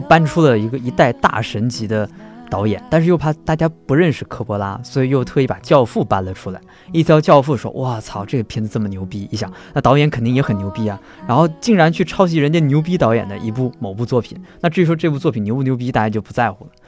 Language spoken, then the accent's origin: Chinese; northern China, China; moved away; 像我这种从北方城市走出来的人